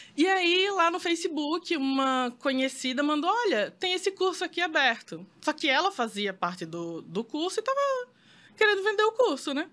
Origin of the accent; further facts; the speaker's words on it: Maceió, Alagoas, Brazil; eu sou de Maceió